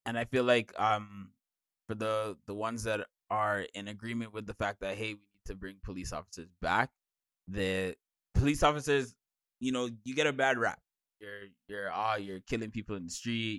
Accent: Jamaica; I'm Jamaican.

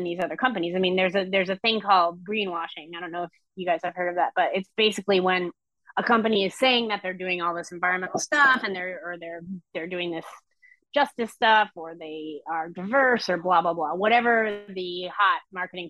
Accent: Vermont, United States; I grew up in Vermont

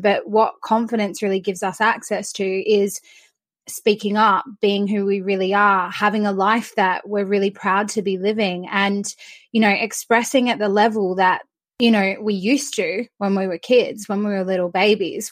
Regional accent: Australia; now in United Kingdom; I'm Australian, but I live in the UK

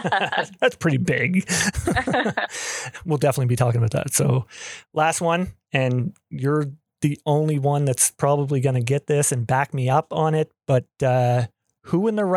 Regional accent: Canada; I'm a Canadian.

